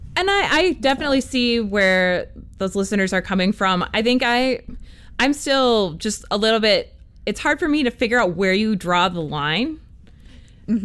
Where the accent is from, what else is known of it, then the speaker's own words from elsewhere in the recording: United States; I'm an American.